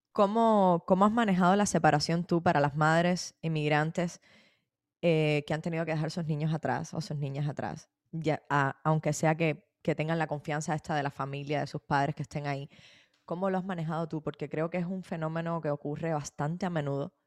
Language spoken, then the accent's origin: Spanish; Cuba; cómo somos los cubanos